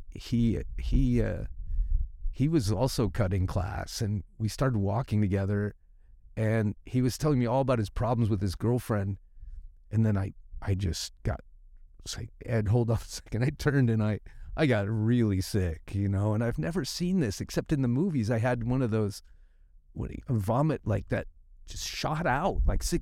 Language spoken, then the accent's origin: English; San Francisco, California, United States; when I grew up in San Francisco, there was hippies everywhere